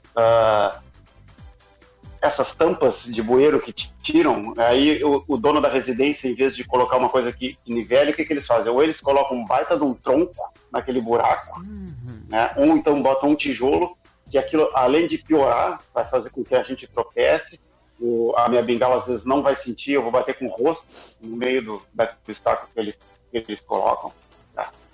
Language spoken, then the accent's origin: Portuguese; Brazil; eu, como brasileiro